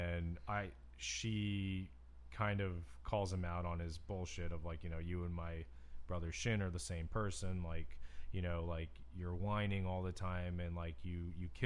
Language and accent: English; United States; as an American